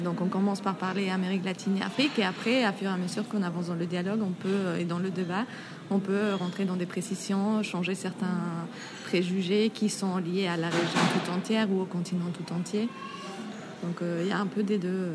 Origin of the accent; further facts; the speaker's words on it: Mexico; moved away as an adult; now in Paris, France; je viens du Mexique